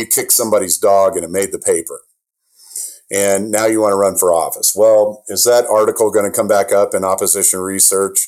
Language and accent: English; Iowa, United States; I'm from Iowa